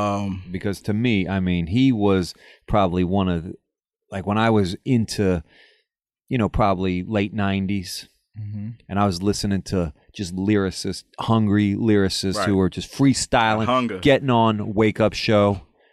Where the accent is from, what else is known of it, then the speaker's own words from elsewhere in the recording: Ohio, United States; I'm from Ohio.